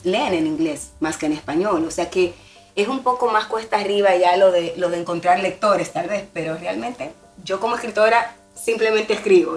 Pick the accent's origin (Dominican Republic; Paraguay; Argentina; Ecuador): Dominican Republic; Santo Domingo, Distrito Nacional; moved away as an adult; now in Miami, United States; soy dominicana de Santo Domingo, una ciudad que también tiene mar